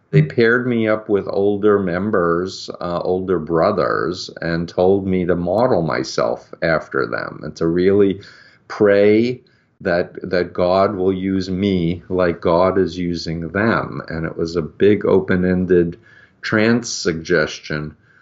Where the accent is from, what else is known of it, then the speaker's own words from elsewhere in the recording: New York, United States; I grew up in New York